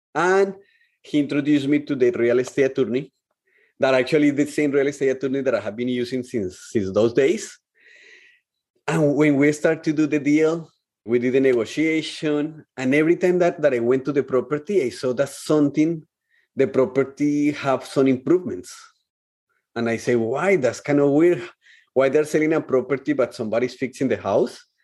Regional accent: Colombia; moved away as an adult; when I came from Colombia to here, in Colombia, I was living with my parents, with my family.

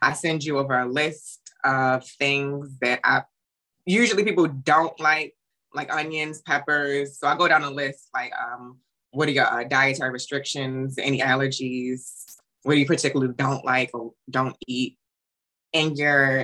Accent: Baltimore, Maryland, United States; I'm from Baltimore City

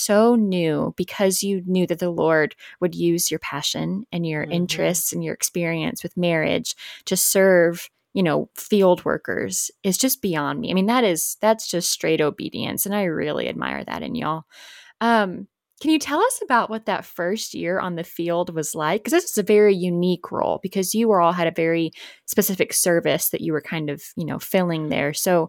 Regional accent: Midwest, United States; where I grew up in the Midwest

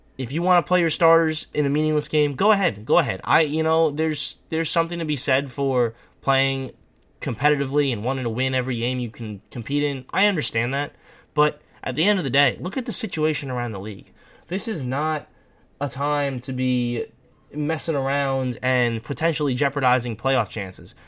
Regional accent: New York, United States; As a New Yorker

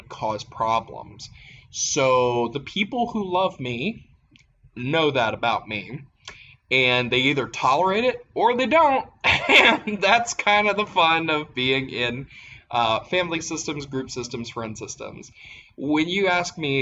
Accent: Appalachia, United States; growing up in Appalachia

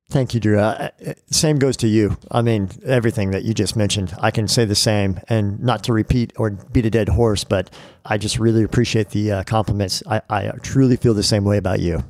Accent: California, United States; I grew up in California

